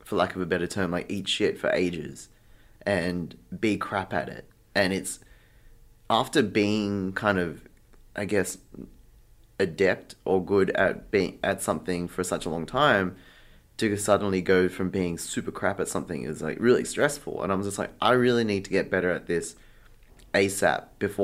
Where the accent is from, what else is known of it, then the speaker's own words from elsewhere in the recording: Sydney, New South Wales, Australia; also born or lived in Bangkok; I'm from Sydney. I moved to Bangkok in 2019